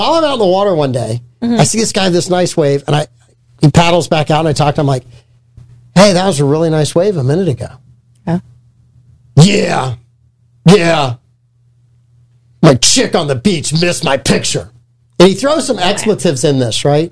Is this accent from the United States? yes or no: yes; St. Augustine, Florida, United States; we're from St. Augustine.